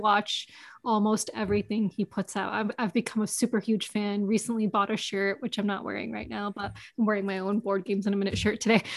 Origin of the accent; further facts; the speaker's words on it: New York, United States; I grew up in New York. I've born and raised in New York